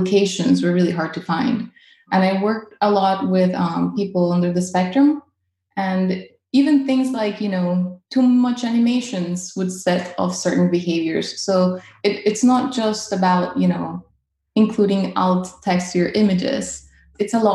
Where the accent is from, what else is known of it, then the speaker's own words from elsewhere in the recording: Caracas, Capital District, Venezuela; now in North Carolina, United States; I am originally from Caracas, Venezuela, and I currently live in North Carolina